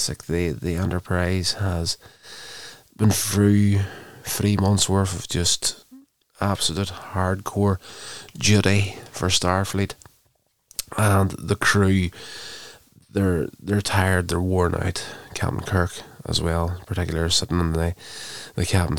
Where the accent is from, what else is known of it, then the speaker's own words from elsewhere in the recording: Northern Ireland, United Kingdom; having been born, brought up in Northern Ireland, I would be classed as a British citizen